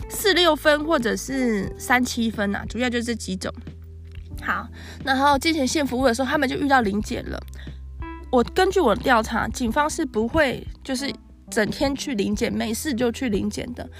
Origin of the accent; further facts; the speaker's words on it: Yongkang, Tainan, Taiwan; also born or lived in Xinhua, Tainan; 我其实是土生土长在地的台南人，小学以前是住在新化，然后小二搬家到永康